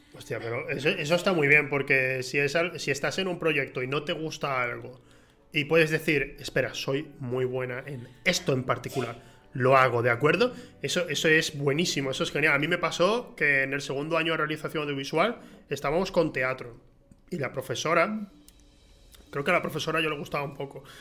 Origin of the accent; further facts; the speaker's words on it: Huelva, Andalusia, Spain; aquí en Andalucía, o sea, yo soy de Huelva